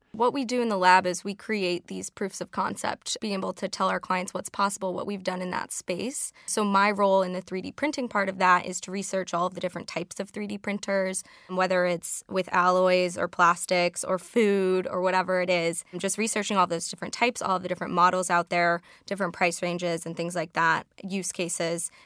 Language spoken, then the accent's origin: English; Chicago, Illinois, United States; I'm from Chicago, so I have to call it the Sears Tower